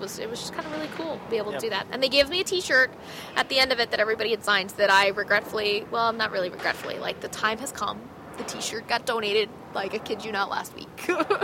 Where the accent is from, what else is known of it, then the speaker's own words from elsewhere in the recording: Olympia, Washington, United States; I grew up an hour south in Olympia